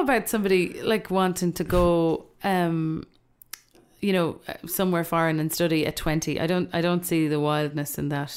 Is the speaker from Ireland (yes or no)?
yes; Ireland; I'm also aware as an Irish person